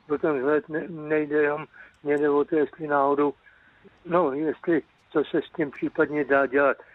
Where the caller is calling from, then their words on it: Cheb, Karlovy Vary Region, Czechia; tady, já jsem z Chebu a tady je to problém tak nějak, když se objednám, tak je to za půl roku.